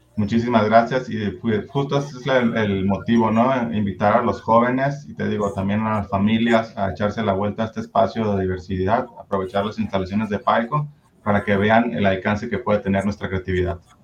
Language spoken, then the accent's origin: Spanish; Culiacán, Sinaloa, Mexico; now in Zapopan, Mexico; yo soy originario de Culiacán, Sinaloa, pero ya tengo aquí mis 13 años viviendo en Zapopan